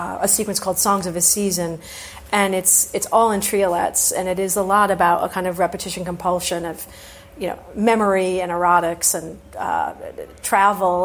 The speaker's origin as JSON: {"language": "English", "country": "United States", "also_born_or_lived": "Oxford, England", "said": "since I was a student at Oxford, where being American"}